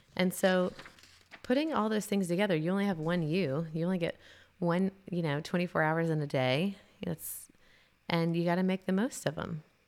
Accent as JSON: {"language": "English", "region": "Tennessee", "country": "United States", "also_born_or_lived": "South Carolina", "moved": "as an adult", "said": "I was a transplant from Tennessee"}